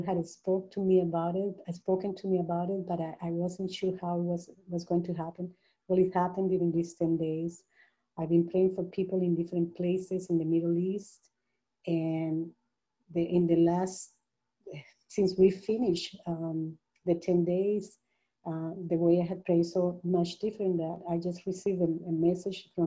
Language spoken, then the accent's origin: English; Colombia; moved away; also born or lived in Panama; I'm originally from Colombia, but I had lived in Panama for many, many years